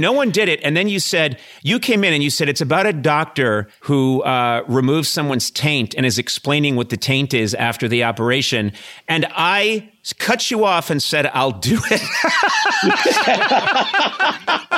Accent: Brookline, Massachusetts, United States; I grew up in Brookline, Mass.

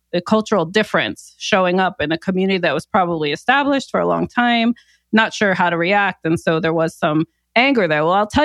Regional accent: New Jersey, United States; also born or lived in New York; I was born in Jersey and grew up in Jersey and New York.

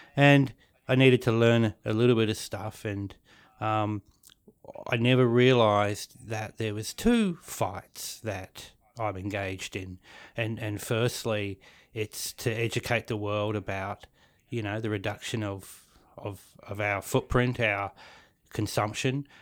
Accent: New Zealand; now in Australia; I was born in New Zealand. And I was brought up next to the, the Māori people, the native people

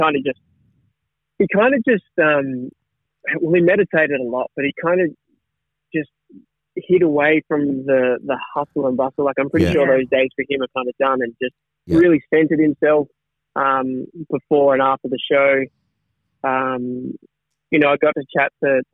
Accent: Tasmania, Australia; I come from Tassie and there's a lot, we've got a lot of stuff down there

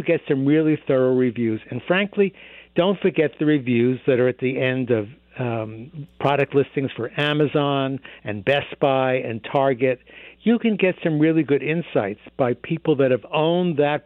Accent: New York, United States; now in Boston, United States; I grew up in New York

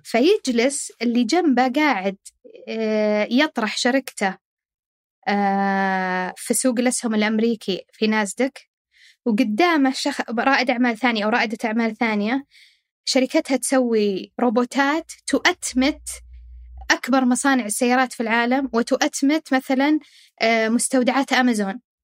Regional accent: Saudi Arabia; عندنا في السعوديه

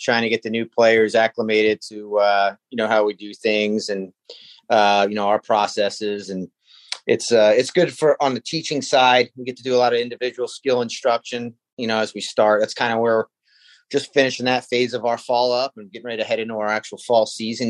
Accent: Washington Township, New Jersey, United States; starting in South Jersey, I grew up in Washington Township

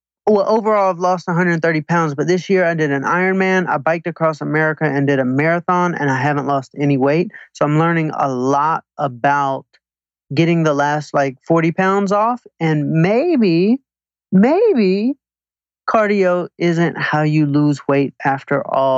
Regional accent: Atlanta, Georgia, United States; now in Manhattan Beach, United States; Atlanta, Georgia.

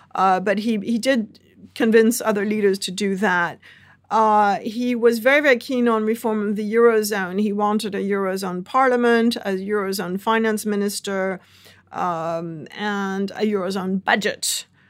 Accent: United States; now in Paris, France; also as an American citizen

